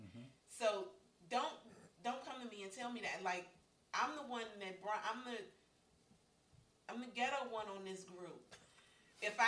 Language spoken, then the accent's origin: English; United States; I am from here. I'm from America. I go back 7 or 8 generations